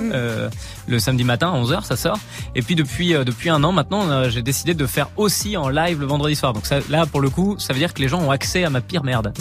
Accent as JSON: {"language": "French", "town": "Nancy", "region": "Grand Est", "country": "France", "moved": "as an adult", "lives_now": "Paris, France", "said": "je suis nancéen"}